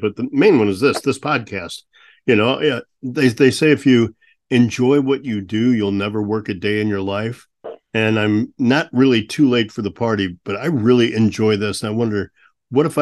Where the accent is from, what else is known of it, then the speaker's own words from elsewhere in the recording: St. Louis, Missouri, United States; also born or lived in Peoria, Illinois; I was born in Peoria, Illinois, but we moved to St. Louis when I was 3, so I consider myself more of a St. Louisan than an Illinoisan